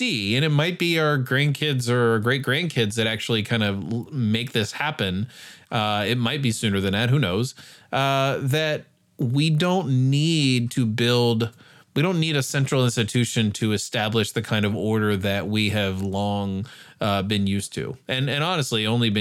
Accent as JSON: {"language": "English", "country": "United States", "said": "as an American in general Western modern society"}